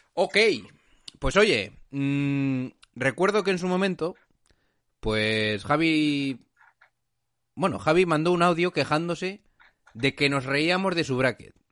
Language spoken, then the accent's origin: Spanish; La Rioja, Spain; de pura cepa, como decimos en La Rioja